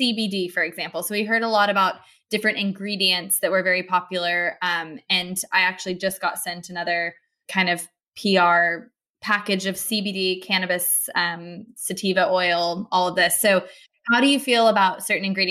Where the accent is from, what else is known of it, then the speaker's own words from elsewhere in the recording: United States; now in London, United Kingdom; I'm American